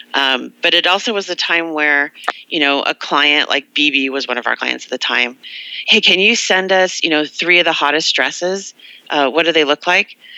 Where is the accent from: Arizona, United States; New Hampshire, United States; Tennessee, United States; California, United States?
California, United States; Los Angeles; I'm from Los Angeles